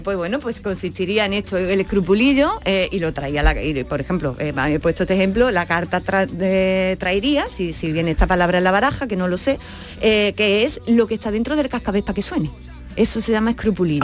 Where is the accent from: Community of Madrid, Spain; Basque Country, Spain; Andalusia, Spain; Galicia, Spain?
Andalusia, Spain; accent: Andalusian